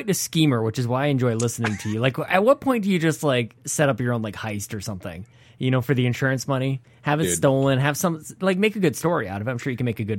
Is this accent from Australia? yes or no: no; Canada; I'm Canadian.